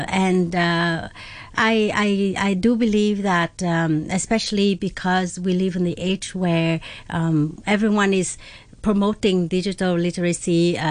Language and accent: English; Vietnam; now in Hong Kong; I'm from Vietnam. I was born and raised there.